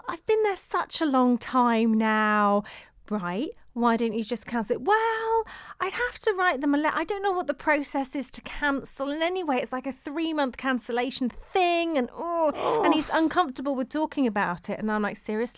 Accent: South West England, United Kingdom; if you grew up in the southwest of England, like myself

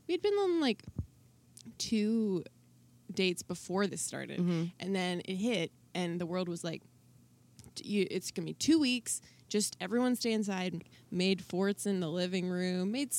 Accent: Calgary, Alberta, Canada; moved away; also born or lived in Toronto; I had a bit of like a hate on for my hometown.

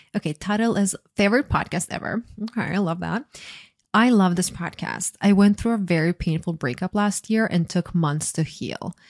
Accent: Croatia; I grew up in a small country. I'm from Croatia

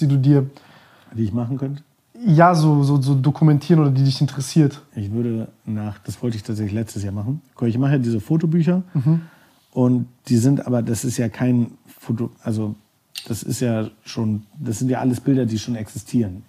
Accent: Germany; moved away as an adult; also born or lived in New York; ich komme aus Deutschland, bin kulturinteressiert

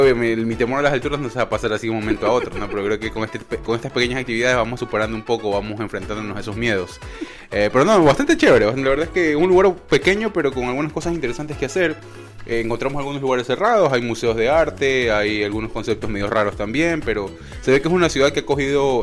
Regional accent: Ecuador; now in United States; somos ecuatorianos, estamos por acá, por los Estados Unidos

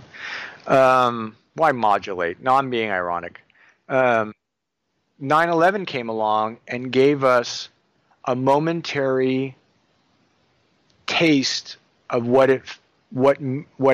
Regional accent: Livermore, California, United States; also born or lived in New Jersey; I grew up in Livermore, which is home to Lawrence Livermore Nuclear Laboratory

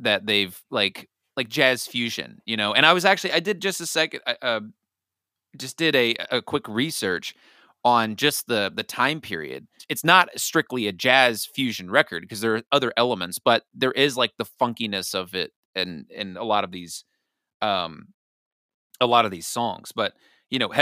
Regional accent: Nashville, Tennessee, United States; we're both from Nashville

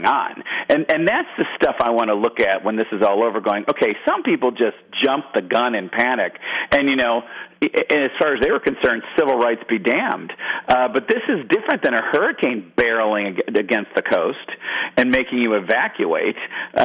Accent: Michigan, United States; now in Georgia, United States; I'm from Michigan, I live in Georgia now

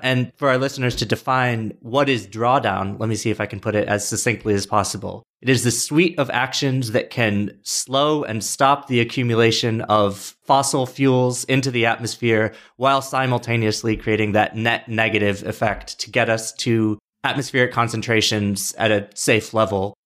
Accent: Rochester, New York, United States; I'm also from Rochester

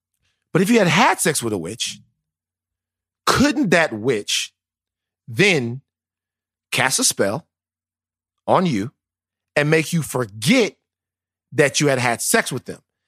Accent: the South, United States; I'm from the South. I don't believe in speaking ill of the dead

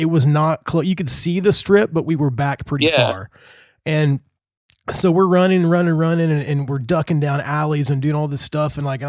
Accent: Indiana, United States; I'm from Indiana, man.

